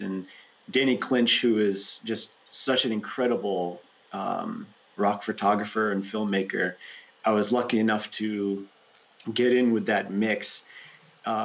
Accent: Rhode Island, United States; moved away as an adult; also born or lived in New York City, United States; now in Ananda Village, United States; where I grew up in Rhode Island, there's really good surf in Rhode Island

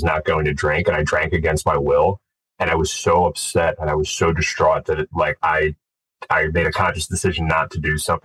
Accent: Glenside, Pennsylvania, United States; I grew up just outside of Philadelphia, in Glenside

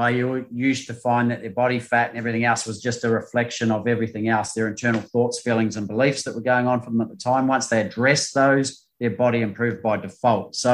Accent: New Zealand; now in Australia; I came to Australia from New Zealand to play beach volleyball to go to the Olympics.

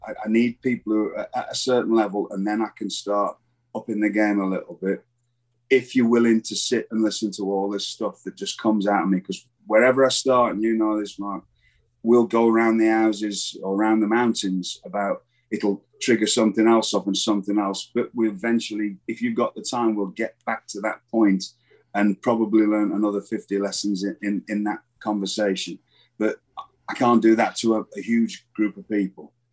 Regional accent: England, United Kingdom; moved away as an adult

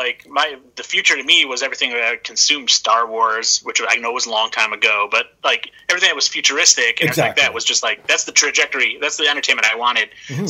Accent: Michigan, United States; I grew up in Michigan, and I graduated high school in 91, went to Wayne State University in Detroit.

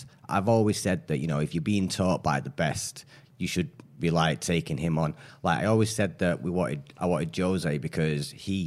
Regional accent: Oldham, North West England, United Kingdom; also born or lived in Dulwich, London; I was born down in Dulwich, but I was in Fitton Hill when I was a kid and then just here and there from around the Oldham areas.

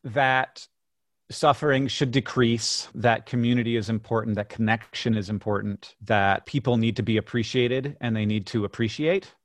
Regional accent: Orlando, Florida, United States; also born or lived in Birmingham, Alabama; I was born in Birmingham, and then I grew up in Orlando, Florida.

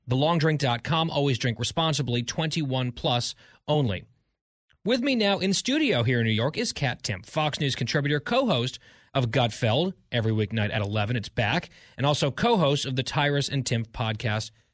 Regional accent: England, United Kingdom; I'm English

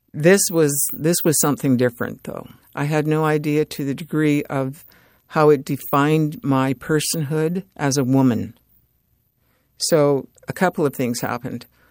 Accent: Edmonton, Alberta, Canada; also born or lived in Fort Chipewyan, Alberta; Treaty eight territory, Fort Chippewan, Alberta. I grew up in Edmonton, and I grew up in the north

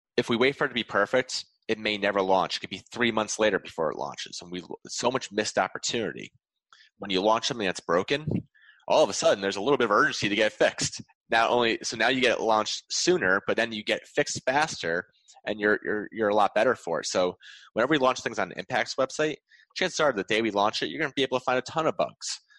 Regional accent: Wallingford, Connecticut, United States; in my hometown

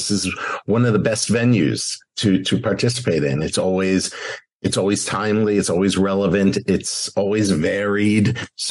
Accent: Northeast, United States; now in South Florida, United States; I'm from the Northeast originally.

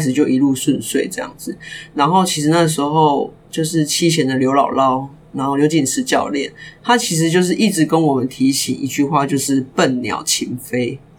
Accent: Kaohsiung, Taiwan; 我是高雄人

